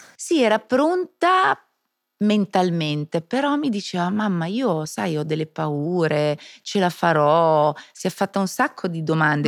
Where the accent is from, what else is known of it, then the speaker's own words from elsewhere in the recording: Switzerland; Io che sono svizzera